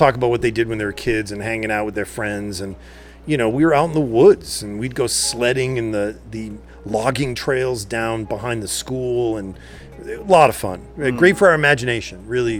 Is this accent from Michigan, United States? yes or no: no; Athol, Massachusetts, United States; moved away; also born or lived in Europe / New York City; I grew up in New England. I'm from a small blue-collar town in Massachusetts called Athol. Yep. And it's on the Millers River in the 80s. A great place to grow up, you know, 70s and 80s. But, you know, it's a little down and out these days.